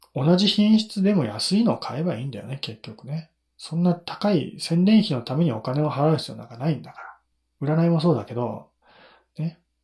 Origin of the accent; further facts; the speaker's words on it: Nagano, Japan; 地元が長野県だからね、地元、長野県の御嶽百草岩っていうものを知ってて当然だよね